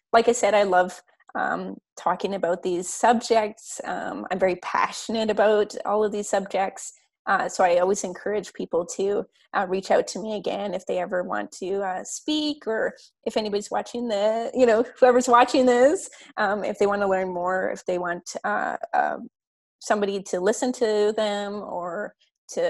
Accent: Upper Tanana, Yukon, Canada; also born or lived in Beaver Creek, Yukon; now in Whitehorse, Canada; I'm Upper Tanana, I'm Indigenous to here

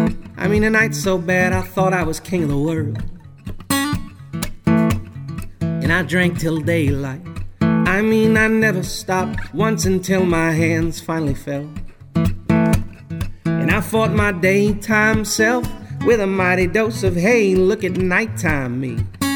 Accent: Peabody, Massachusetts, United States; now in Burlington, United States; I'm originally from Peabody, Mass

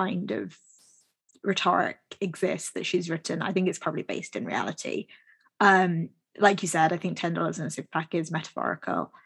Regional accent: United Kingdom; we're British

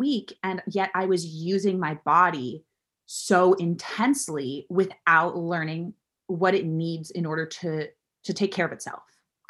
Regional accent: Florida, United States; South Florida.

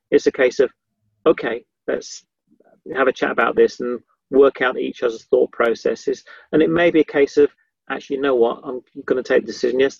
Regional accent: Yorkshire and the Humber, United Kingdom; also born or lived in Somerset / London; I was I was brought up in Yorkshire, and then we moved sort of down south to Somerset, and then we moved moved to London.

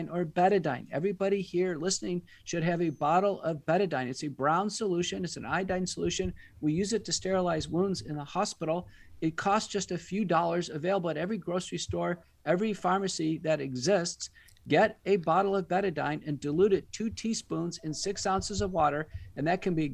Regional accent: Texas, United States; also born or lived in Seattle, Washington / Michigan; I'm from Texas originally. I went to college and medical school here

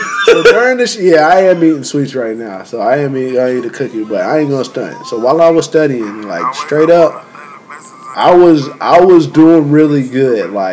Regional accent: the South, United States; I'm from the South.

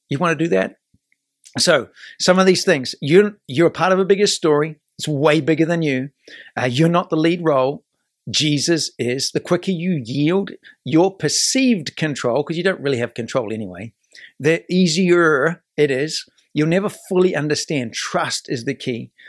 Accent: New Zealand; now in United States; this is my adopted country. I'm from New Zealand

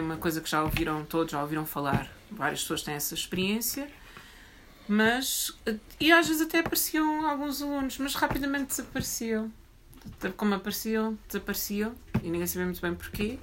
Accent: Alverca do Ribatejo, Lisbon, Portugal; eu cresci em Alverca do Ribatejo

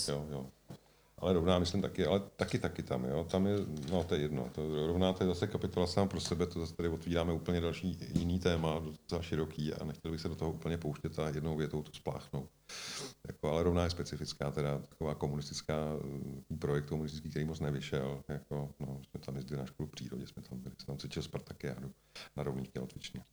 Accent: Czechia; jsem tady prostě celý život v České republice

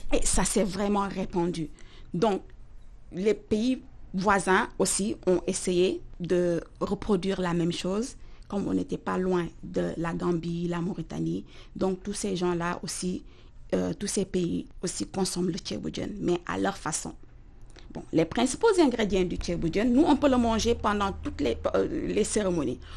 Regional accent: Dakar, Senegal; moved away; J'ai grandi dans la capitale sénégalaise

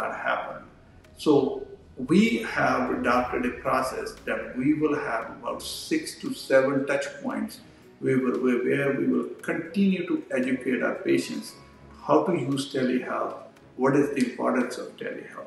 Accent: India; moved away as an adult; also born or lived in New York; I'm a physician from India.

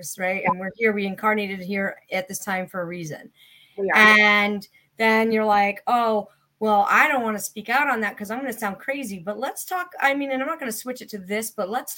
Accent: Connecticut, United States; I'm from Connecticut

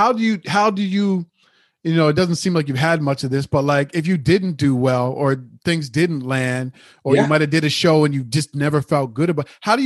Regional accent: Halifax, Nova Scotia, Canada; Oh, well, first of all, I'm from Halifax, and there's a lot of black people there.

